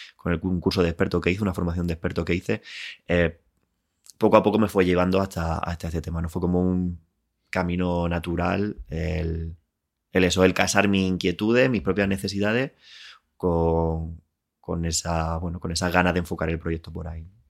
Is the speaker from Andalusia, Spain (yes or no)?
yes; Linares, Andalusia, Spain; moved away as an adult; also born or lived in Málaga; now in Madrid, Spain; nací en Linares, eh, viví allí hasta que me fui a estudiar a, Málaga